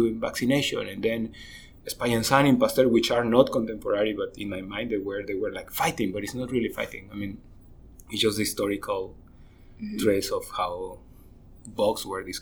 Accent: Tabasco, Mexico; In Tabasco, in the south of Mexico.

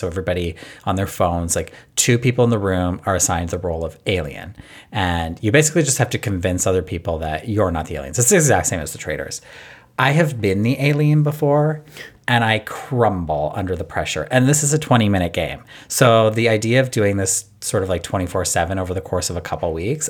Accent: Canada; Because I'm Canadian.

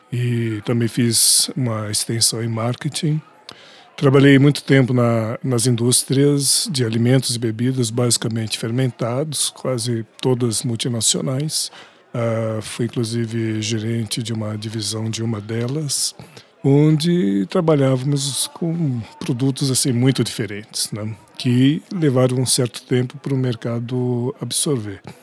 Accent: São Paulo, Brazil; also born or lived in Minas Gerais; sou aqui de São Paulo

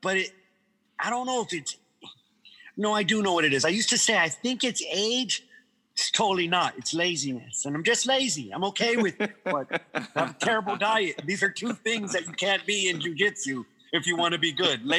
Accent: Guam; moved away; also born or lived in Hawaii / London; I was born in Hawaii. My dad was in the military when I was when I was coming into the world, and he was stationed in Hawaii. But yes, I'm originally from Guam, from the island of Guam.

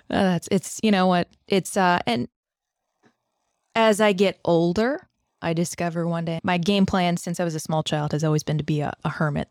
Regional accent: Northern Virginia, United States; Grew up in Northern Virginia and around Northern Virginia

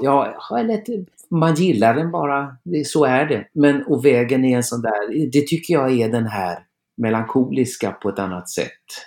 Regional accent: Trollhättan, Västra Götaland, Sweden; min hemstad

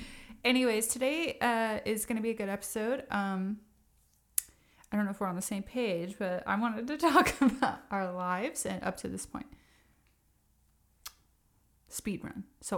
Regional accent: Ogden, Utah, United States; born there; I was born in Ogden, Utah. My mom was 20 years old when I was born.

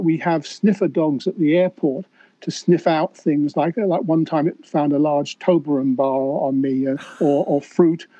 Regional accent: United Kingdom; accent: British; now in Sunshine Coast, Australia; Well, my accent is a British accent, but I live on the Sunshine Coast in Australia

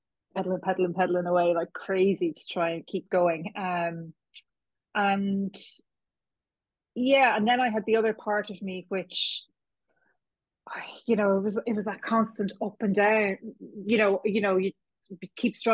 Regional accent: Kilkenny, Leinster, Ireland; moved away as an adult; now in Dublin, Ireland; I was born in Kilkenny, a proud cat. I've lived in Dublin for more than half my life now, but I'm still from Kilkenny as far as I'm concerned

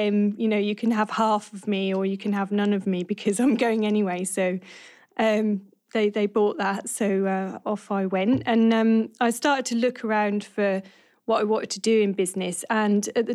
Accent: Norwich, East of England, United Kingdom; moved away; also born or lived in Bradford; I'm from Norwich originally, and I went to university in Bradford.

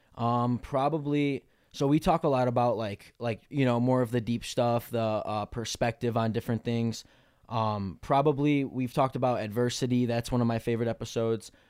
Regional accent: Melrose Park, Illinois, United States; I grew up in Melrose Park, Illinois

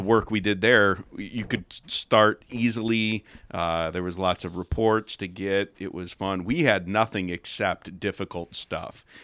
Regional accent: Chicago, Illinois, United States; moved away as an adult; now in Escalon, United States; born and raised in the Chicago suburbs

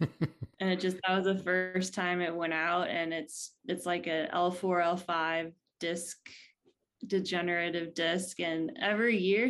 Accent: Ohio, United States; also born or lived in California; now in San Diego, United States; I grew up in, uh, the Midwest in Ohio

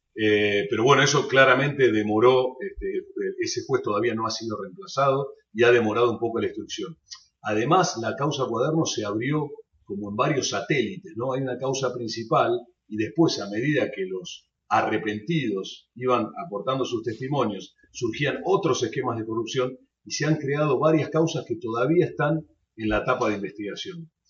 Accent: Argentina; sobre Argentina, mi país

